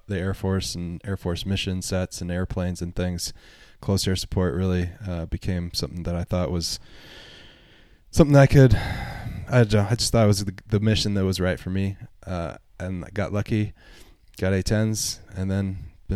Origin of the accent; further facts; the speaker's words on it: Seattle, Washington, United States; I'm from Seattle, Washington area